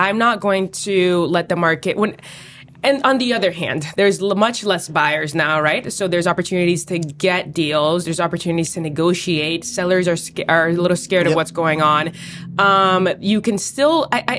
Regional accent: Boston, Massachusetts, United States; I lived in East Boston my entire life. I was born on Sumner Street in Jeffries Point

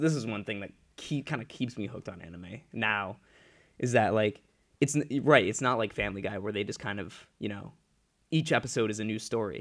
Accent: Ledyard, Connecticut, United States; in my hometown of, uh, Ledyard, Connecticut, down that area

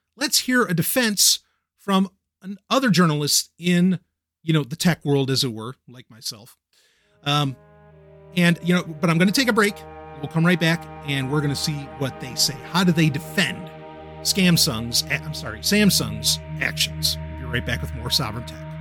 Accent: New York City, New York, United States; I grew up in Queens. I grew up in New York

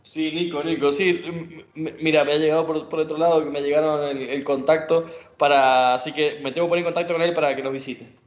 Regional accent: Argentina; como argentino

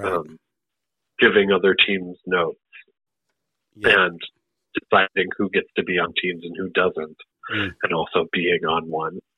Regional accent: Great Lakes, United States; accent: Great Lakes midwestern; just my the accent I grew up with, oh. which is the Great Lakes, um, kind of midwestern sounding accent uh, with the with the hard A's.

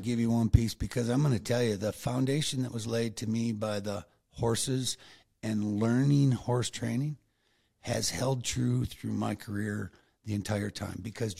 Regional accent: New York, United States; And we grew up in Western New York, and Jody in Wisconsin, so we knew what cold was.

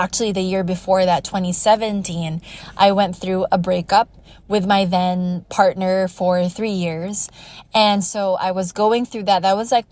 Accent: United States; now in Iloilo City, Philippines; I grew up in the States

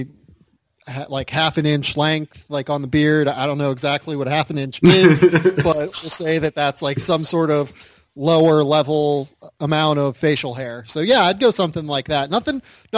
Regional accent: Pittsburgh, Pennsylvania, United States; moved away as an adult; also born or lived in Columbus; now in Los Angeles, United States; I am from Pittsburgh originally, yeah. I grew up there until I was 18

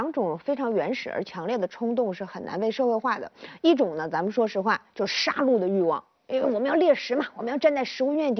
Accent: Zhuhai, Guangdong, China; 我们广东人民特别奔放

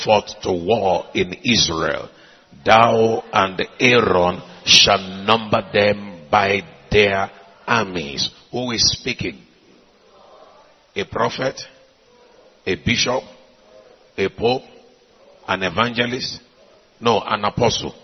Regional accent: Nigeria; I came from Nigeria

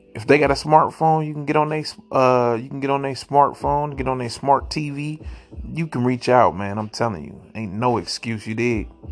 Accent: Ohio, United States; also born or lived in St. Louis, Missouri; I'm from Oheezy for Sheezy

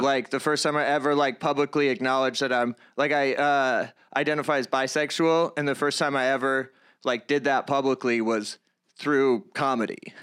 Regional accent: Palmyra, New York, United States; I grew up in the Greater Rochester area

